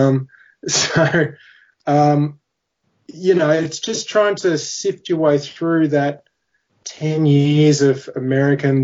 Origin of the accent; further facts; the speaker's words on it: Australia; being an Australian